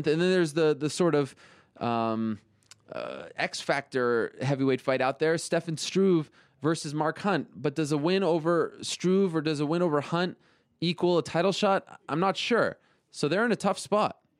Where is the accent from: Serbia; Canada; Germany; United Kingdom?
Canada; Canadians, like uh, like like my home country